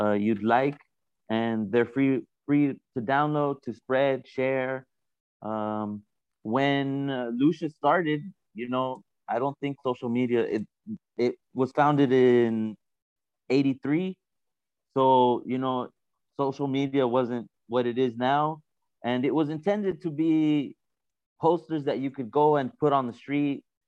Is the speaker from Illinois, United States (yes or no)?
no; California, United States; moved away as an adult; now in Berlin, Germany; I'm originally from California with a Latino background